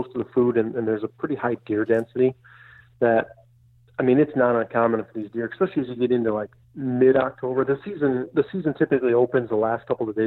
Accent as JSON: {"language": "English", "region": "Michigan", "country": "United States", "tie": "born or raised there", "also_born_or_lived": "New York", "moved": "as an adult", "lives_now": "Iowa, United States", "said": "I grew up in Michigan"}